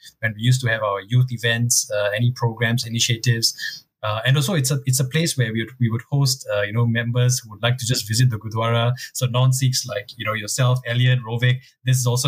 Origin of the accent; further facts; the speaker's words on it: Singapore; growing up in Singapore for in the early mid-80s